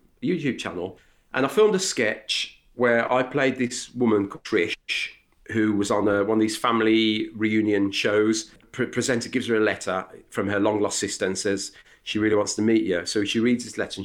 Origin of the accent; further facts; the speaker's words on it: Birmingham, West Midlands, United Kingdom; accent: Brummie; my Brummie accent, which... It's quite strong